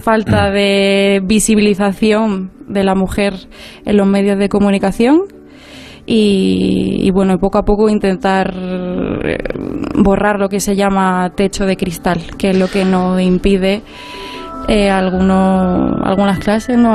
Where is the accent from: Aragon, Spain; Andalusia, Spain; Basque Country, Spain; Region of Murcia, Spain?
Andalusia, Spain; Ronda; moved away as an adult; also born or lived in Granada; now in Madrid, Spain; orgullosamente somos de Andalucía. Hmm. Eh, yo soy de Ronda, en la provincia de Málaga